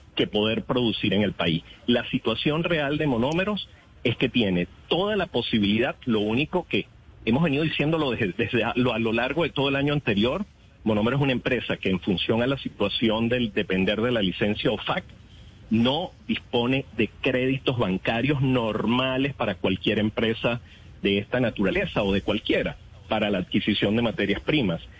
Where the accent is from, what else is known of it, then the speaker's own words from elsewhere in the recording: Venezuela; como venezolano